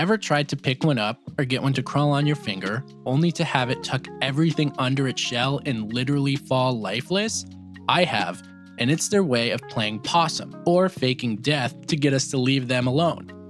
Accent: United States; I was also taught as an American

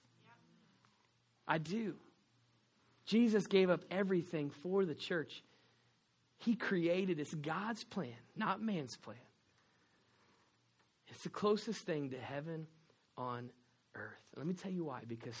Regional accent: Texas, United States; accent: Texan; I am from Texas

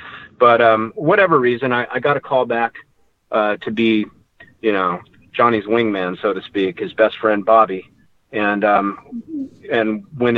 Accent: Reno, Nevada, United States; moved away as an adult; But I came to Hollywood as already a black belt, something I was doing in my hometown of Reno, Nevada, because I was small in stature.

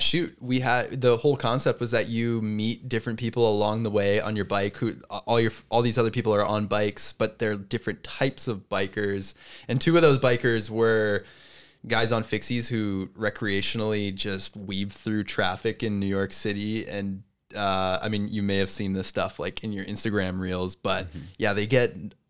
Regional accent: Canada; As a Canadian

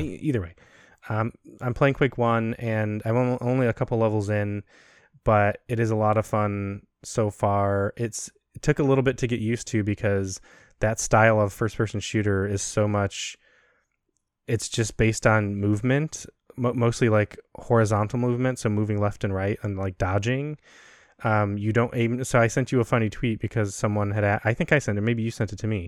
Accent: Chicago, Illinois, United States; moved away as an adult; also born or lived in Maxwell Air Force Base, Alabama; we're from Chicago, and so we're used to planes from O'Hare and Midway

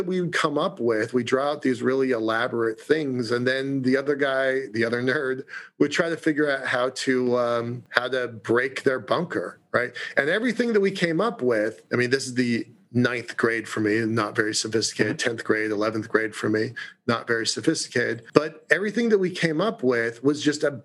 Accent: Puget Sound area near Seattle, Washington, United States; We grew up in the Puget Sound area near Seattle

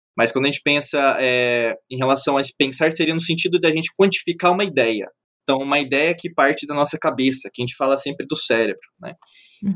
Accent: Brazil; Eu nasci no Brasil, eu sou um ocidental

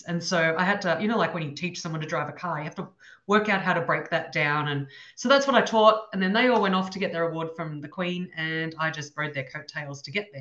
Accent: Ballarat, Victoria, Australia; moved away as an adult; now in Sydney, Australia; I grew up in Ballarat. Ballarat's about an hour and a half drive from Melbourne.

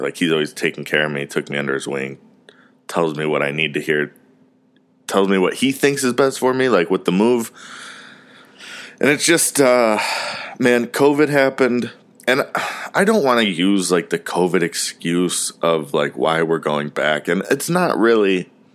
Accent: Parma, Ohio, United States; now in Mooresville, United States; I was from Cleveland, from Parma

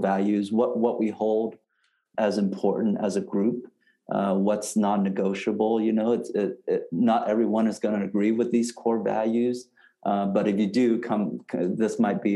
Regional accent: Vietnam; moved away; I was born in Vietnam

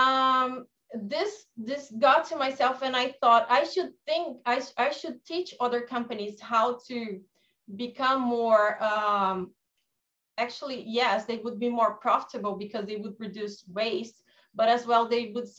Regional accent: Brazil; I'm from Brazil

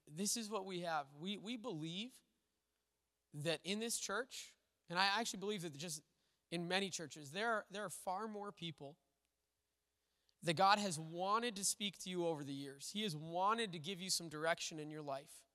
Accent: Little Falls, Minnesota, United States; the church I grew up in Little Falls

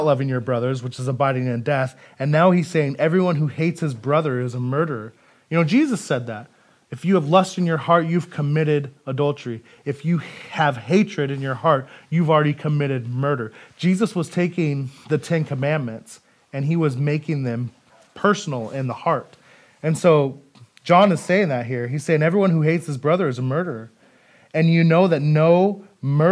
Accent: Idaho, United States; moved away as an adult; now in Federal Way, United States; I'm from Idaho

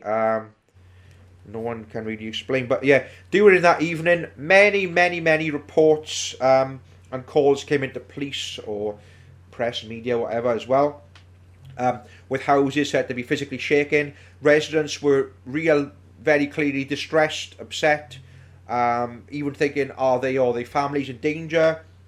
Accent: Wales, United Kingdom; We are all based in and around the South Wales valleys.

